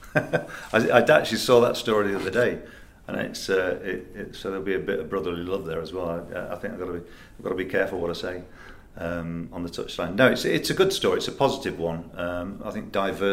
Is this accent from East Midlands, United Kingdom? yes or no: yes; Nottingham, East Midlands, United Kingdom; also born or lived in Leicester; I'm from Nottingham myself